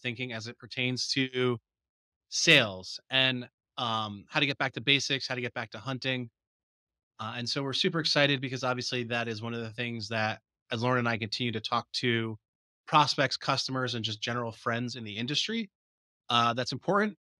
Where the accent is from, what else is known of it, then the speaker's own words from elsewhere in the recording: New Jersey, United States; I could see the Twin Towers from my bedroom window